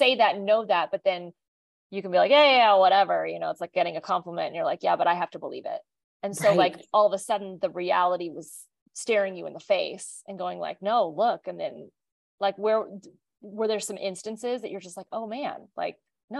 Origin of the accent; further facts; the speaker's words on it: Kansas, United States; I mean, I tell people we're from Kansas all the time.